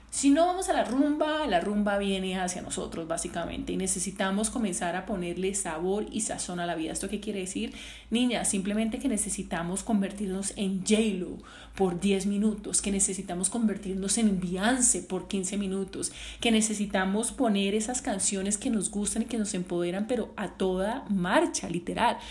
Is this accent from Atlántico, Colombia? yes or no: no; Cali, Valle del Cauca, Colombia; yo que soy caleña